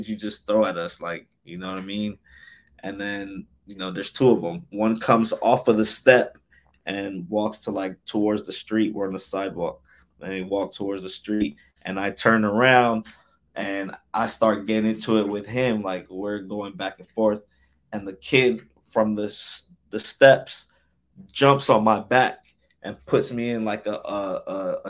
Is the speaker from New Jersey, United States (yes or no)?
yes; Newark, New Jersey, United States; also born or lived in Irvington, New Jersey / Orange, New Jersey; I grew up in Newark and Irvington